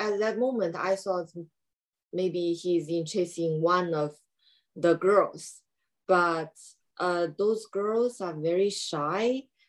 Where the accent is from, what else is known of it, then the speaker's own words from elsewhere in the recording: China; also born or lived in California; now in Tokyo, Japan; I came from China. And I used to study in California before. Now I moved to Tokyo in Japan because my husband is Japanese.